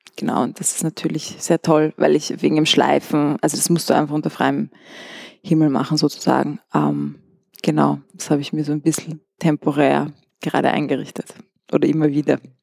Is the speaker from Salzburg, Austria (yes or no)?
no; Vienna, Austria; moved away as an adult; also born or lived in Amsterdam; ich bin in Wien geboren und bin auch zur Schule gegangen